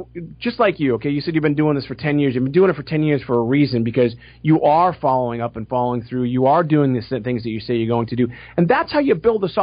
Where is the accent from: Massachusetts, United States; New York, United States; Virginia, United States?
Massachusetts, United States; Boston; I'm from Boston.